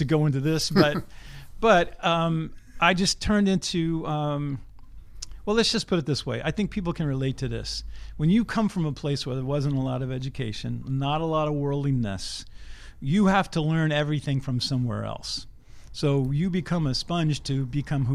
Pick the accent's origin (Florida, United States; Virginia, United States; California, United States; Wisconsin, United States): Virginia, United States; Richmond; moved away as an adult; also born or lived in Boston, Massachusetts; I grew up in Richmond, Virginia